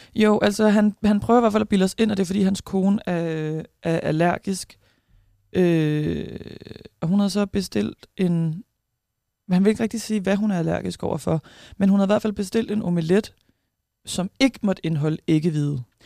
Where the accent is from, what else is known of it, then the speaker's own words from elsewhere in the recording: Tornby, North Denmark Region, Denmark; now in Aarhus, Denmark; Jeg er fra Tornby. Jeg bor i Aarhus